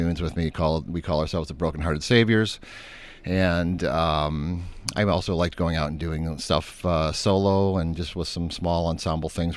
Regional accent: Breckenridge, Michigan, United States; I grew up in a little town called Breckenridge, which is, I guess that would be about 30 miles or so west of Saginaw.

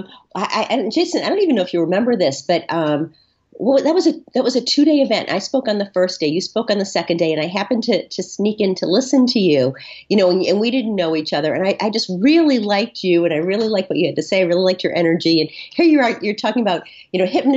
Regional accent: Boston, Massachusetts, United States; I'm from Boston. We're really super provincial here

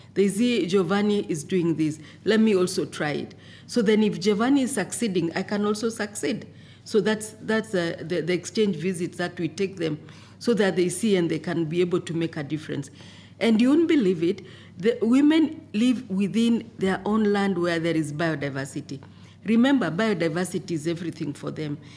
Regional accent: Kenya; I come from Kenya.

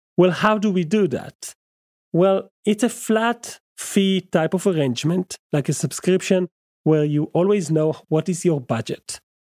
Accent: Israel; English is a second language; English is my second language, as you must, must have guessed. I'm from Israel

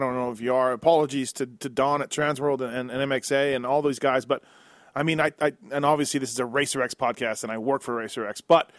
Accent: Canada; I'm a Canadian

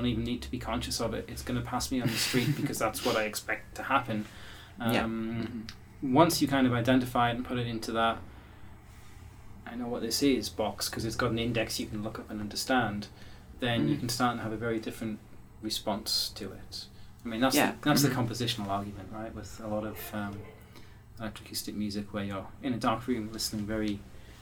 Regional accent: England, United Kingdom; I'm English

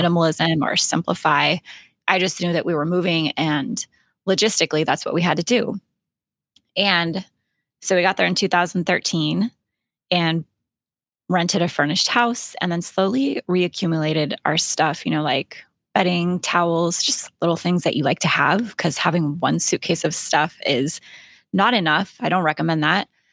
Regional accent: Alaska, United States; moved away as an adult; also born or lived in Florida / Idaho / California; I was born and raised in Alaska

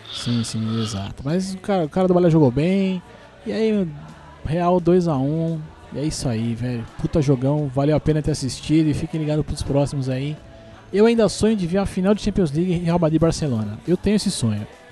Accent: Brazil; also born or lived in Guarulhos; pelo menos como brasileiro besta

